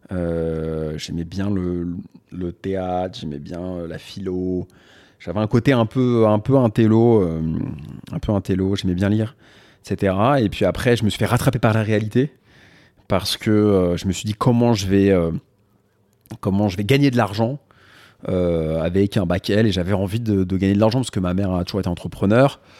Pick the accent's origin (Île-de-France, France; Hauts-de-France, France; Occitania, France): Île-de-France, France; Paris; Je suis né à Paris dans le 13e. Après, on a vécu un peu dans le 2 vers la.